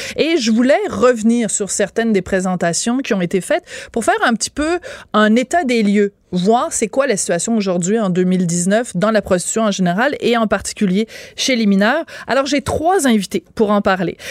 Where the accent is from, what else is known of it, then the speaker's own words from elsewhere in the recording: Quebec, Canada; en tant que Québécois, Québécoise